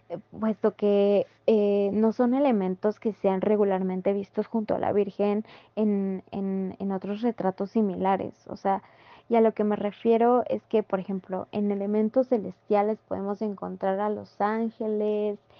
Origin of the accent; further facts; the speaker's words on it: Mexico; tan arraigado que tenemos nosotros como mexicanos desde que, desde que crecemos